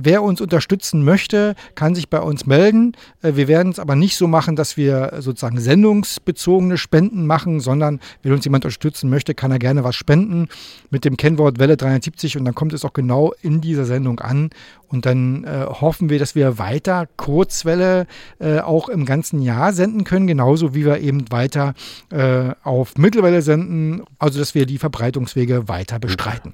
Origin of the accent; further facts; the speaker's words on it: Grabow, Mecklenburg-Vorpommern, Germany; Ich komme aus Grabo in Mecklenburg.